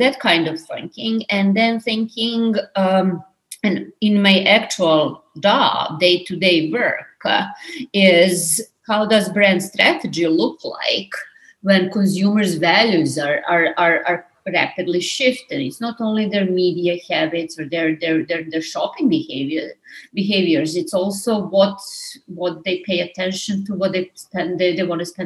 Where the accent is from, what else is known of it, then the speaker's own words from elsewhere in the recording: Belgrade, Serbia; moved away as an adult; now in New York, United States; I'm Serbian. I'm from Belgrade. I moved to New York 20 years ago to my master's and my PhD